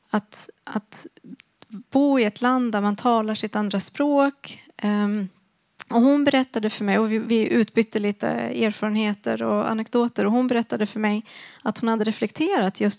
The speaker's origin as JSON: {"language": "Swedish", "country": "Sweden", "first_language": "Swedish", "said": "hårdare när det var på svenska, på mitt första mm. språk. Men inte fullt lika hårt när det var på mitt andra språk."}